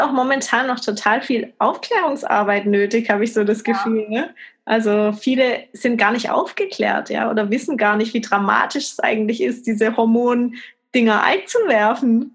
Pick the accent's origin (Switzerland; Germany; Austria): Germany; bei uns in Deutschland